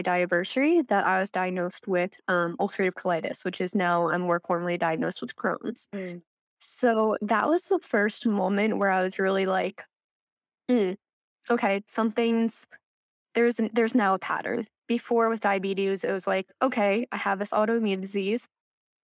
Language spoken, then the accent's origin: English; Central New Jersey, United States; I'm from New Jersey, born and raised here. Central New Jersey is a place, I promise